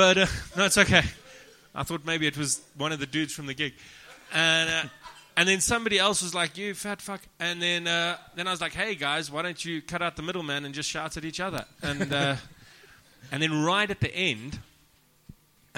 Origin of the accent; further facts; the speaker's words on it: South Africa; I'm from South Africa.